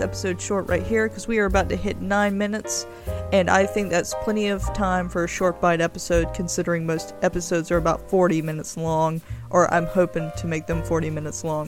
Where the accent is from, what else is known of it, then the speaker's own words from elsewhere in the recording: United States; I'm an American